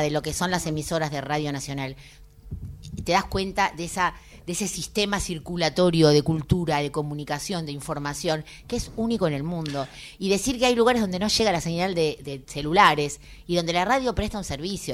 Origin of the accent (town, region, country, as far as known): Argentina